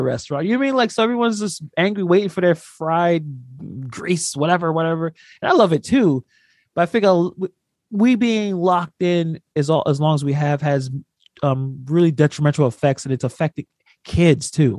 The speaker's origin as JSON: {"language": "English", "town": "New York City", "region": "New York", "country": "United States", "said": "I'm from New York. I'm from Brooklyn"}